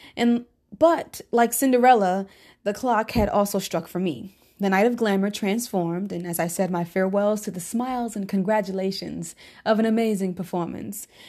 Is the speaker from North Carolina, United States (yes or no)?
yes; Charlotte, North Carolina, United States; also born or lived in Brooklyn, New York / East Harlem, New York; I'm originally from Brooklyn, New York. Lived there for a short time and spent my childhood days in the East Harlem until we moved to Charlotte, North Carolina when I was eight.